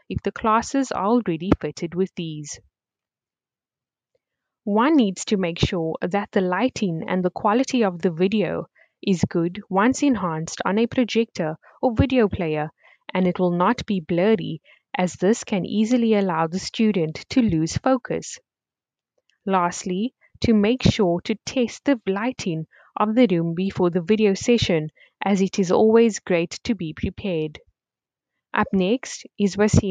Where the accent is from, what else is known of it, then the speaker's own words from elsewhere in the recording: Cape Town, Western Cape, South Africa; I am from Cape Town